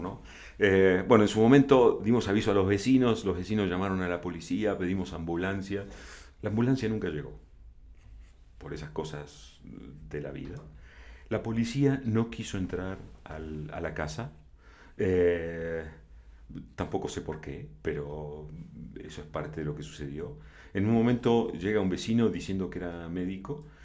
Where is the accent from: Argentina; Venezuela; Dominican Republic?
Argentina; also born or lived in Buenos Aires / La Plata; now in Mexico; soy argentino